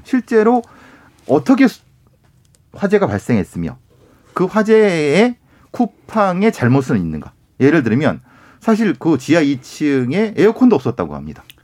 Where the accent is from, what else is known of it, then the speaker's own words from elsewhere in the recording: Icheon, Gyeonggi Province, South Korea; 제 고향이 경기도 이천이고요.